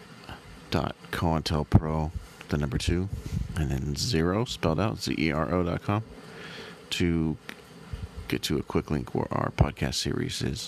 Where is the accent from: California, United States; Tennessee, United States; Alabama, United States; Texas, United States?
California, United States; San Diego; since around 2001-ish, I've been growing up in San Diego.